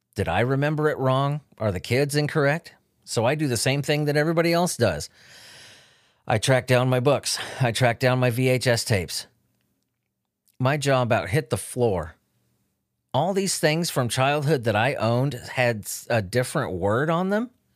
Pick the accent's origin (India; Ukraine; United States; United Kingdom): United States; Chula Vista, California; Chula Vista, where I grew up